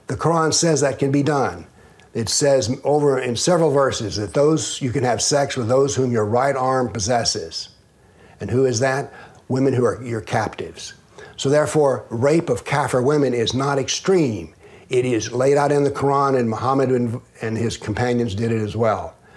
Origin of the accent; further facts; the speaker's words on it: the Southern United States, United States; I'm a Southerner